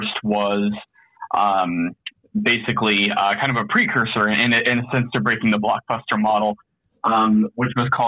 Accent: Indianapolis, Indiana, United States; I'm an educator from Indianapolis, Indiana

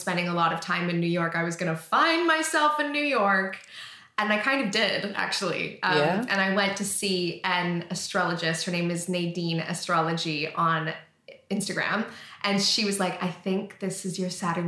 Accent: Canada; moved away as an adult; now in England; I lived in Canada. I'm from Canada.

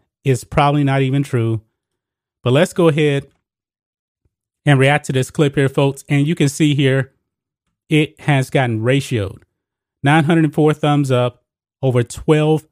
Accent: Texas, United States; I grew up in Texas

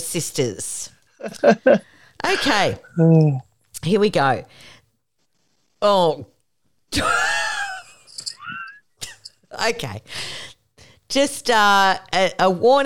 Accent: Australia; we are from Australia

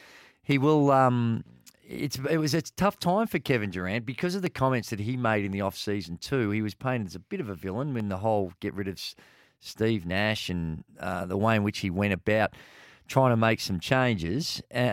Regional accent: Port Melbourne, Victoria, Australia; Oh, well, I grew up in Port Melbourne and the boys there. If you didn't know rhyming slang, you're cooked.

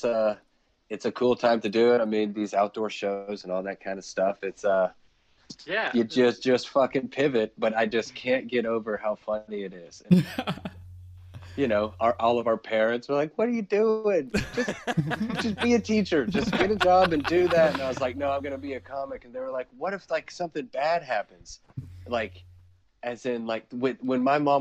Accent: Lexington, Kentucky, United States; moved away as an adult; now in Cincinnati, United States; I'm from the bluegrass, dog, middle of the state of Kentucky. I grew up in Lexington, Kentucky.

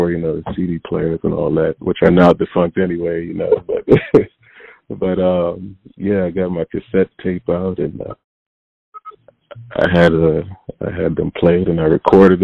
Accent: Hartford, Connecticut, United States; also born or lived in Windsor, Connecticut; now in Bronx, New York, United States; I was born in Hartford, Connecticut, and then early on I moved to a suburb outside of Hartford called Windsor, Connecticut, and then moved back to Hartford, Connecticut after high school

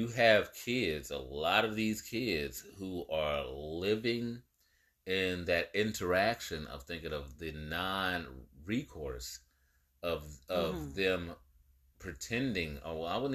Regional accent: the Bay Area, California, United States; I grew up in the Bay

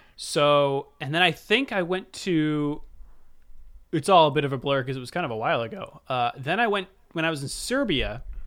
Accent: United States; I'm American

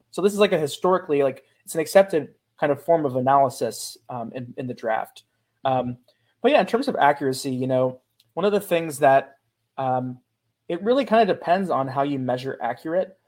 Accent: Cincinnati, Ohio, United States; also born or lived in Pittsburgh; I grew up in Cincinnati as a kind of a erstwhile Bengals fan

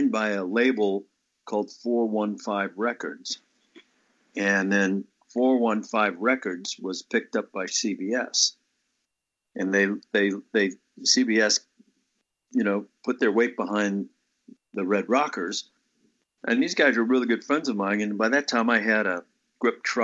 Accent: New Orleans, Louisiana, United States; moved away as an adult; also born or lived in Los Angeles; I was born and raised here, and then I moved to L.A.

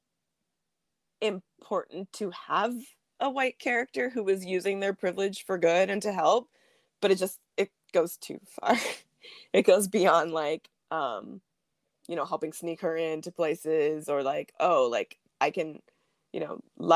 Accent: United States; a Black American

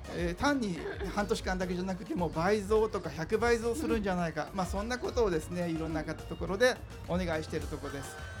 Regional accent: Fukuoka, Japan; 私も福岡出身なのでですね。

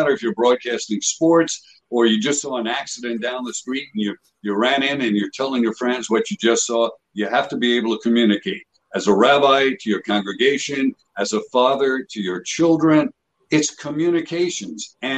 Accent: New York City, New York, United States; I grew up in Coney Island section of Brooklyn, you know, like 100 feet from the beach.

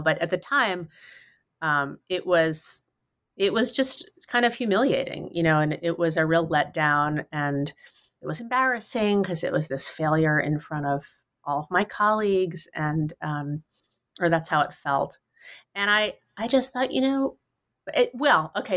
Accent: New York City, New York, United States; moved away as an adult; now in Western Massachusetts, United States; I grew up in New York City

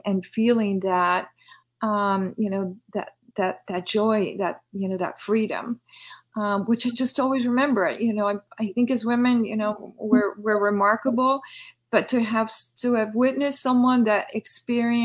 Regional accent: Lima, Peru; now in United States; I'm originally born and raised in Lima, Peru, Sudamerica

